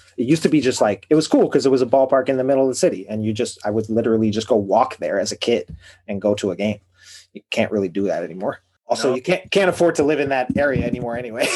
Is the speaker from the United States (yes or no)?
yes; Chicago, Illinois, United States; I'm from Chicago and I grew up really close to Wrigley Field